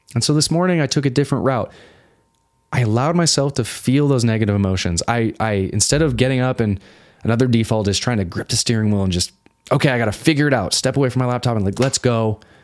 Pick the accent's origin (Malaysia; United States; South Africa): United States; suburb of Salt Lake City, Utah; I grew up in Utah. This is a suburb of, of Salt Lake City.